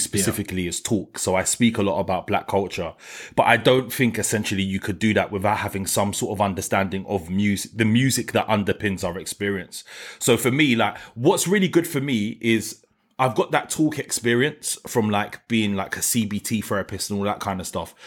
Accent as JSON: {"language": "English", "region": "London", "country": "United Kingdom", "tie": "born or raised there", "said": "I'm from New Cross"}